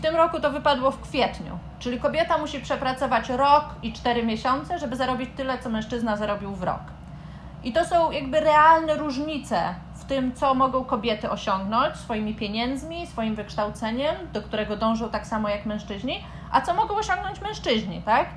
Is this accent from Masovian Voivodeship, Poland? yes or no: yes; Warsaw, Masovian Voivodeship, Poland; moje doświadczenie jako kobiety z Warszawy